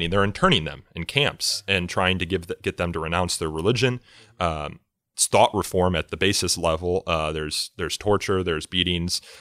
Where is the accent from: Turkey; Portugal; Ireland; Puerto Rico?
Turkey; English is a second language; I mean, I'm from Turkey, and in Turkey, we know the Uyghur issue for decades